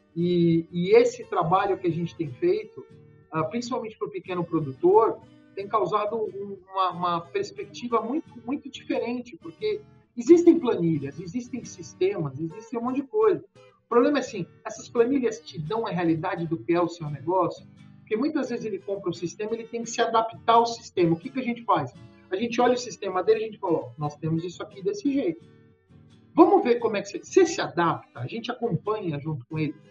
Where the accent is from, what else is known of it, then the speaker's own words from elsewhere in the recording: São Paulo, Brazil; moved away as an adult; now in Goiás, Brazil; Eu sou paulistano, estou aqui há 11 anos